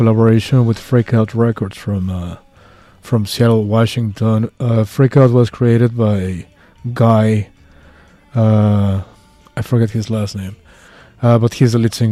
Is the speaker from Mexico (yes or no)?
yes; Mexico City, Mexico; now in San Francisco, United States; I'm not from Pantitlan. I'm from La Narvarte.